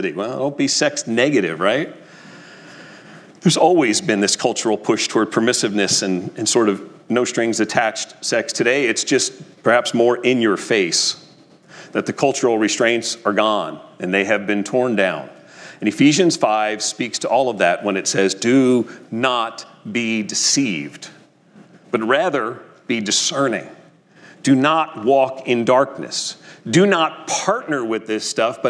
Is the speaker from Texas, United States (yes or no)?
no; New Jersey, United States; When I was a kid growing up in North Jersey